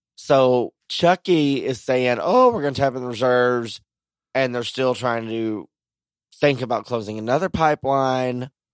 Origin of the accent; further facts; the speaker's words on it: Texas, United States; growing up in Texas